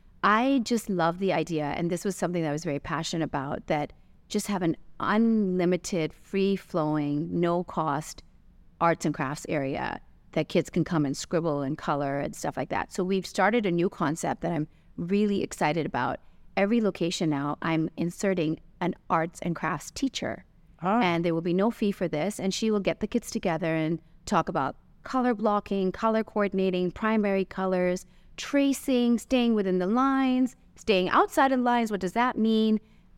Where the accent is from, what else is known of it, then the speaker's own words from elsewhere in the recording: Santa Monica, California, United States; now in Dubai, United Arab Emirates; growing up in California, Santa Monica, the first answer would be obviously the beach and the water.